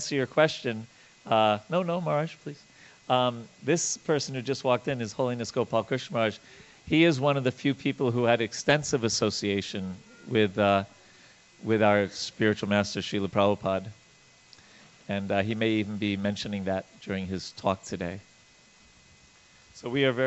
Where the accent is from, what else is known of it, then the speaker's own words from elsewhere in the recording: Long Island, New York, United States; I grew up on Long Island, New York